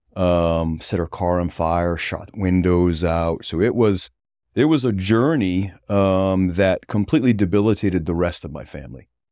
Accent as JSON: {"language": "English", "town": "North Kingstown", "region": "Rhode Island", "country": "United States", "tie": "born or raised there", "also_born_or_lived": "Westerly, Rhode Island", "said": "I was born in Wesley, Rhode Island, quickly moved to, uh, North Kingstown, Rhode Island"}